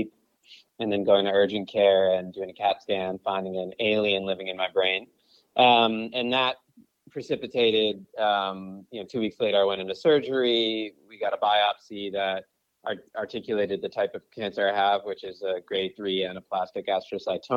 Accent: Brookline, Massachusetts, United States; now in Los Angeles, United States; I live in LA, but I'm originally from Brookline, Massachusetts. So I'm a New England guy.

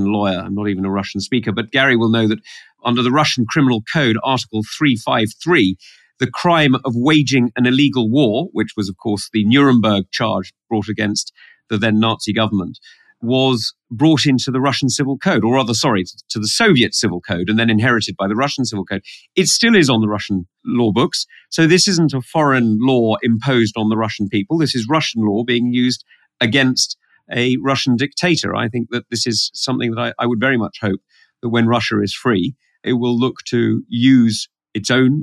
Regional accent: United Kingdom; I am a British politician.

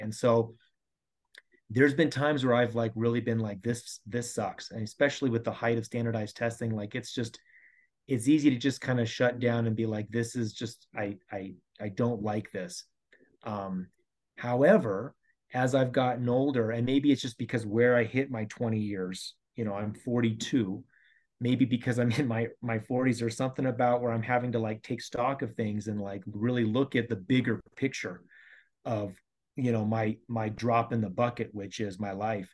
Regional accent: Colorado, United States; I've been here my whole life, born and raised in Colorado

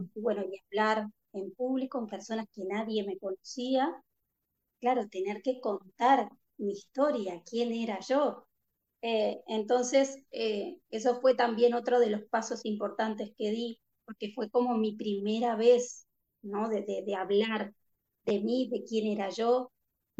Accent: Uruguay; born or raised there; moved away

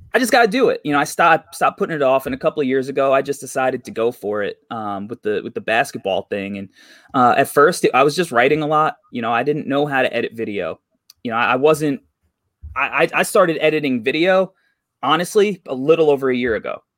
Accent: New York, United States; I'm from New York

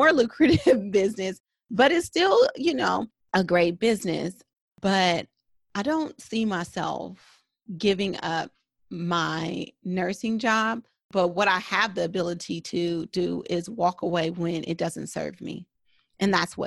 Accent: United States; a Black woman growing up in America

